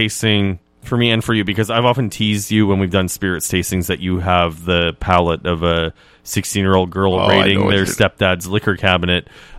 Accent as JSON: {"language": "English", "country": "Canada", "said": "Oh, made me excited as a Canadian."}